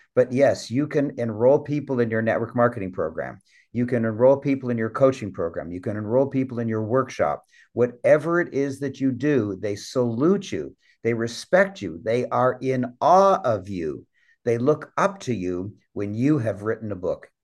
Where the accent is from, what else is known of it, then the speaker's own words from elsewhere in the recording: Canada; I'm a Canadian